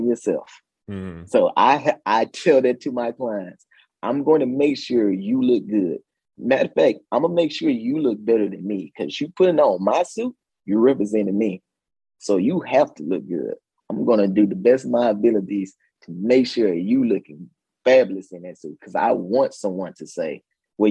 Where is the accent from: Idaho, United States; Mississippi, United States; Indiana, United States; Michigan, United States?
Mississippi, United States; moved away; I grew up in Mississippi. I grew up in a small town